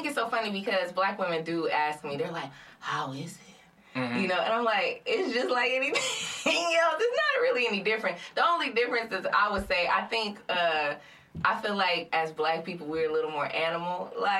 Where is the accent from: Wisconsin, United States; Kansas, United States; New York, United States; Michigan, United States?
Michigan, United States; Flint; I'm from Flint.